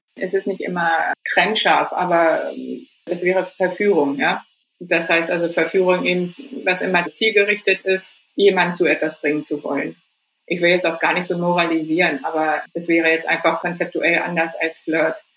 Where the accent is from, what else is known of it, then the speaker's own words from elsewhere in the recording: Germany; als Deutsche